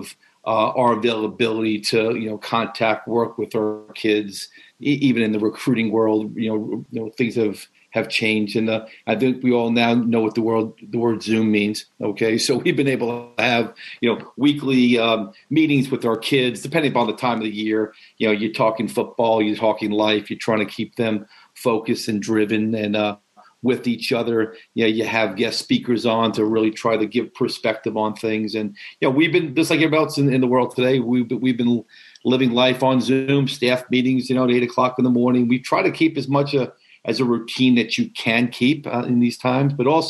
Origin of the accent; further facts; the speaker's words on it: Long Island, New York, United States; where I grew up on Long Island